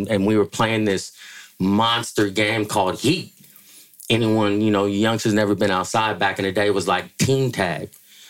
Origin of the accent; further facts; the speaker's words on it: San Francisco, California, United States; I grew up in San Francisco, California. I went to James Lick Junior High School, went to McAteer High School. That's where I grew up